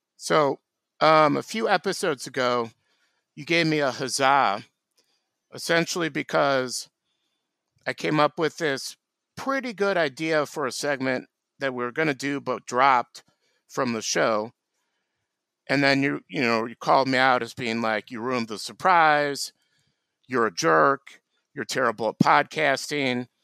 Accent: Hinsdale, Illinois, United States; my hometown of Hinsdale, Illinois

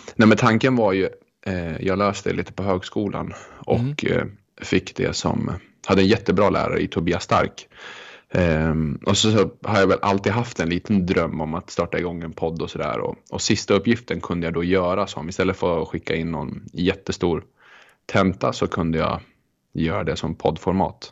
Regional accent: Rättvik, Dalarna County, Sweden; moved away; also born or lived in Örnsköldsvik / Ystad; jag växte upp i Rättvik mellan, mm. en by mellan Leksand och Mora eh, och där har jag växt upp.

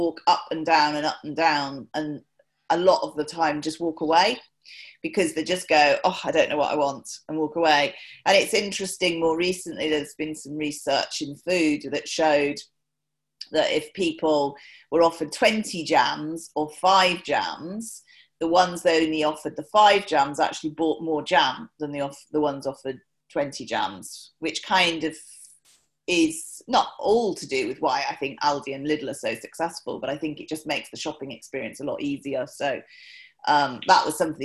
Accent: Newbury, South East England, United Kingdom; I was born in Newbury in Berkshire, and grew up.

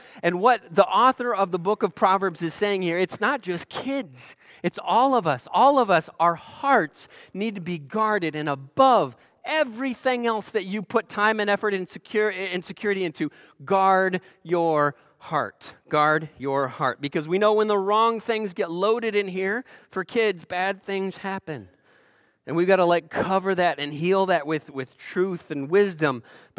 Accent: Eugene, Oregon, United States; So most of you know I'm from Oregon, Eugene, Oregon, and Oregon, of course, was the end of the Oregon Trail.

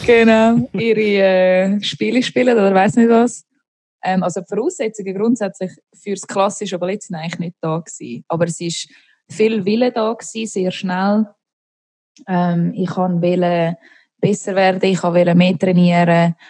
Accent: Niederweningen, Zurich, Switzerland; moved away as an adult; also born or lived in London; now in Los Angeles, United States; ich komme aus Niederweningen, einem kleinen Dörfli Niederweningen im Kanton Zürich ähm, bin dort aufgewachsen

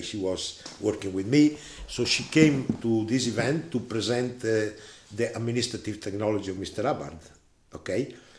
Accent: Italy; I was born in 1947 in Italy, close to Gardasei

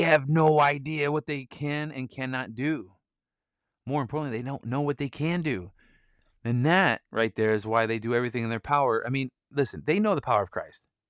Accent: Michigan, United States; I'm from Michigan

